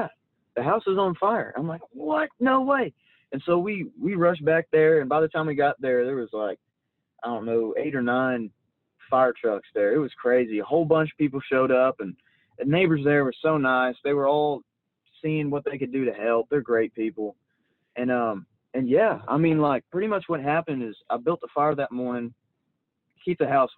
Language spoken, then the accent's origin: English; Van Alstyne, Texas, United States; now in Anna, United States; I was born and raised in Van Alstine. I love my hometown